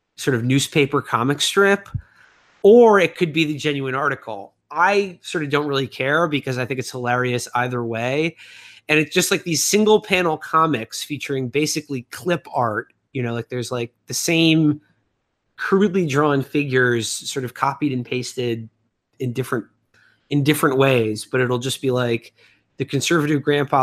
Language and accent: English; New York, United States; growing up in New York